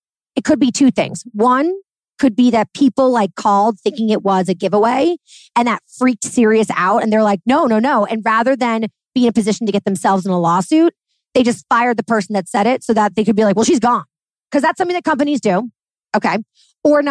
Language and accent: English; New York City, New York, United States; I'm a New Yorker.